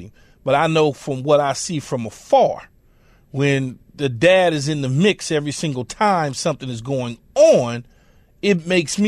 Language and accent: English; Los Angeles, California, United States; I was born and raised in South Central L.A.